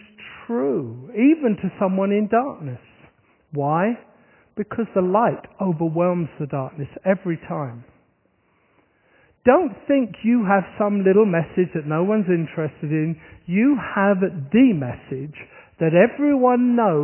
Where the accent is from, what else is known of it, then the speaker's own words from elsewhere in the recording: Horsham, South East England, United Kingdom; moved away; my hometown, which is Horsham in Sussex